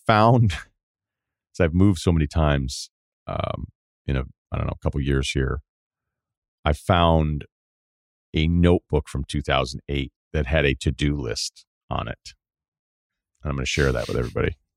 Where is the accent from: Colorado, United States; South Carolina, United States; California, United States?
Colorado, United States; Denver; The first year was online because of COVID, so I stayed in my hometown of Denver.